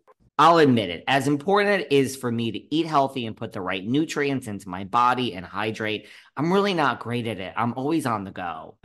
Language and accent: English; New York City, New York, United States; I'm from New York City.